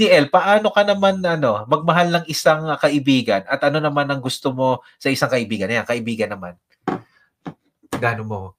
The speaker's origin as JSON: {"language": "Tagalog", "country": "Philippines", "also_born_or_lived": "Quezon City", "moved": "as an adult", "said": "umuwi ako sa Pilipinas"}